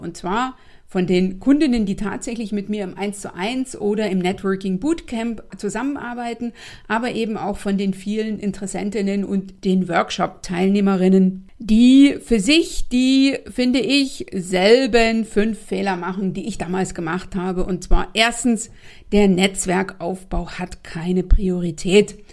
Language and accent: German; Eastern Saxony, Germany; also born or lived in North Rhine-Westphalia; now in Berlin, Germany; Ich komme ja ursprünglich aus Ostsachsen